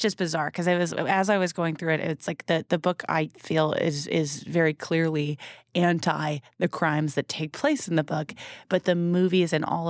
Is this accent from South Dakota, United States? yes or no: no; Massachusetts, United States; we're from Southern Massachusetts